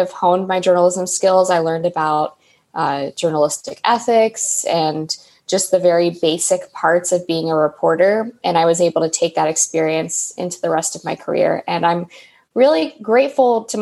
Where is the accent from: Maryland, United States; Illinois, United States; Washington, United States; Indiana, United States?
Maryland, United States; Western; I grew up in Western Maryland